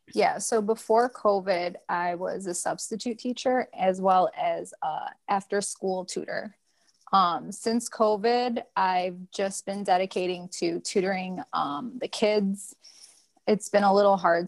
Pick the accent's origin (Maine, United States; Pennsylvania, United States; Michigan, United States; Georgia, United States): Michigan, United States; Detroit; I am living here in Detroit, Michigan. This is my hometown